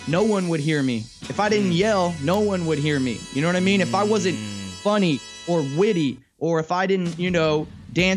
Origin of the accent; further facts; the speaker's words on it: Santa Cruz, California, United States; I grew up in Santa Cruz, which is like a hippie community